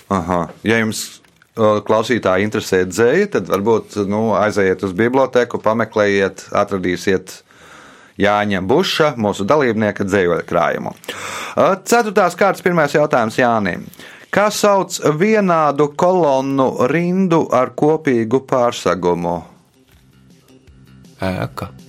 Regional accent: Jūrmala, Latvia; es esmu no Jurmas, nodarbojos ar medicīnu, ar mākslu

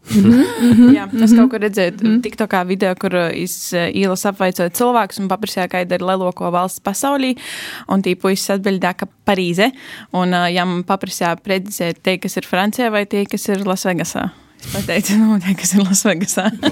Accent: Latvia; es esmu no Latvijas

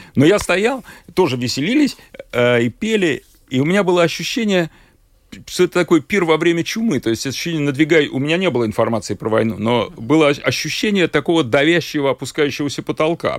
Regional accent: Saint Petersburg, Russia; moved away as an adult; also born or lived in Moscow; now in Jurmala, Latvia; я, я питерский, но я много времени провел в Москве

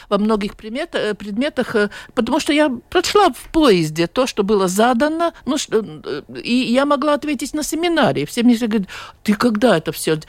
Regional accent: Latvia; я была из Латвии

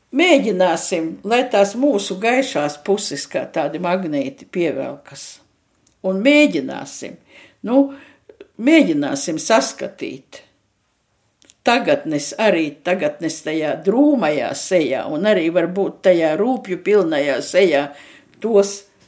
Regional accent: native region reached via Preiļi, Latgale, Latvia; moved away; mēs ar meitu bijām Latvijā, manā dzimtajā pusē, un tur braucām no, uz manu dzimto pusi no prēļiem cauri krācei

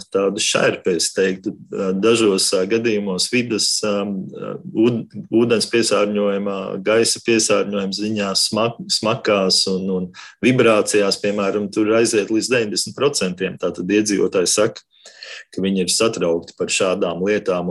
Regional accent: Riga, Latvia; Es esmu uzaugusi Ilģuciemā, Ilģuciemā un Dzirciemā uz robežas

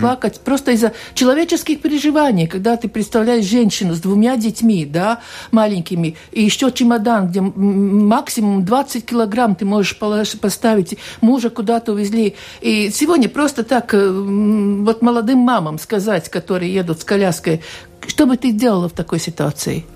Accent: Tērvete, Tērvete Municipality, Latvia; Тервета, откуда я родом

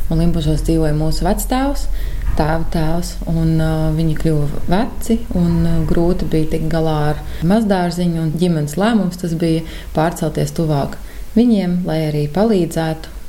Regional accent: Kuldīga, Kuldīga Municipality, Latvia; moved away; lai gan ilgus gadus tur vairs nedzīvoju. Sirdī kuldīga man vienmēr būs mīļa.

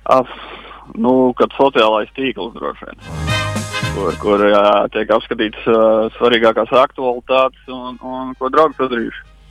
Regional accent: Sigulda, Vidzeme, Latvia

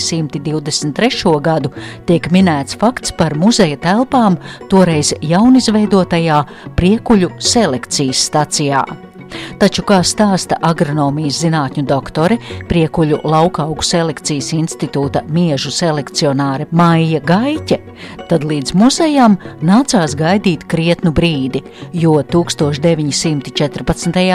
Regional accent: Latvia; kā parasts latvietis

